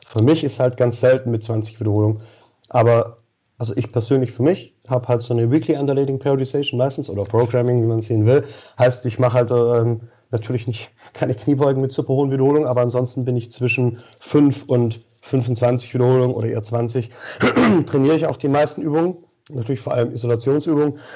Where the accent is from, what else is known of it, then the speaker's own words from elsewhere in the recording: Xanten, North Rhine-Westphalia, Germany; Äh, Xanten, Nordrhein-Westfalen, Niederrhein.